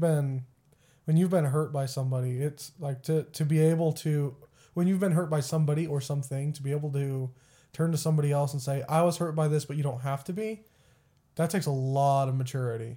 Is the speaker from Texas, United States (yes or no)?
yes; Texas, United States; also born or lived in Springfield, Missouri; now in McPherson, United States; I grew up in Texas